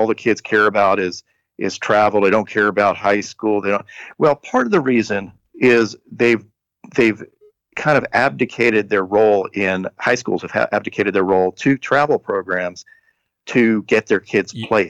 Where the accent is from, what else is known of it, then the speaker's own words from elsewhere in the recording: Nebraska, United States; but I played in, I grew up in Nebraska and nobody came out to see me.